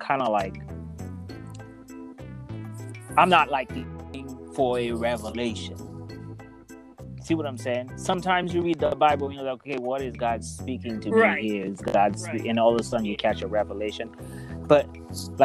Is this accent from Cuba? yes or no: no; Haiti; I'm from Haiti